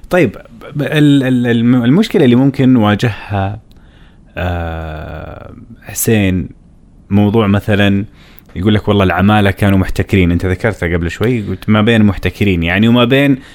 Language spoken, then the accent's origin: Arabic; Saudi Arabia; انا كشاب سعودي لو ابغى اشتغل مثلا في منجره